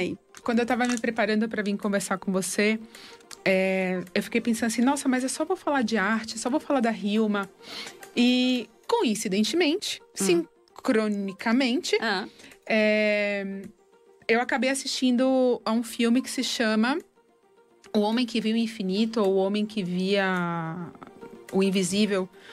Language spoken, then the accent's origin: Portuguese; Brazil; also born or lived in Argentina; eu sou brasileira